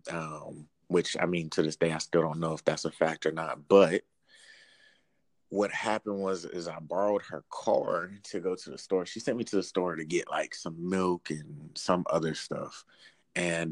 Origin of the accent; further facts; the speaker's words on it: Albany, Georgia, United States; moved away as an adult; now in Washington, D.C., United States; I'm from Albany, Georgia, small town